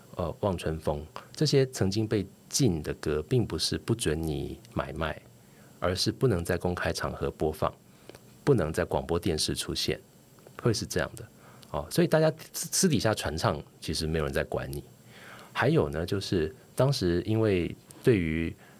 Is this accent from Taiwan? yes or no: yes; Taiwan; 我是一九七一年出生的，呃，所以台湾解除戒严，一九八七年，那年我十六岁上高中